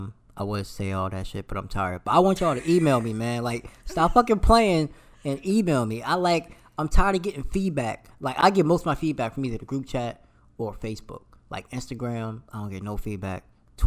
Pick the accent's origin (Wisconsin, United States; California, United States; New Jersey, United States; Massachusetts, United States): New Jersey, United States; He from Brooklyn, I'm from Jersey, and I'm just like.